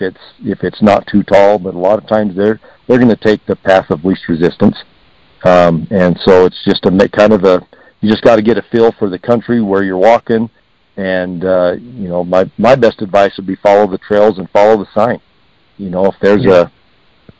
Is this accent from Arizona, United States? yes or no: yes; Heber, Arizona, United States; growing up in Heber